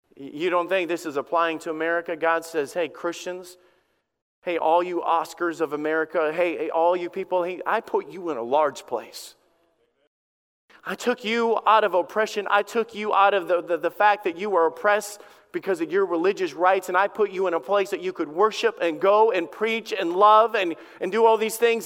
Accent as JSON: {"language": "English", "region": "Alabama", "country": "United States", "tie": "born or raised there", "said": "I grew up in Alabama."}